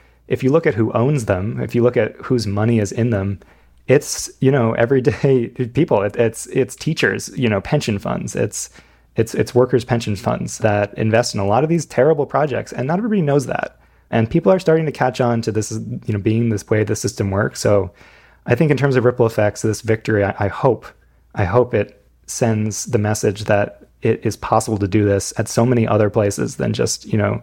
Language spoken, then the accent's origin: English; United States; moved away as an adult; I'm from right near New York City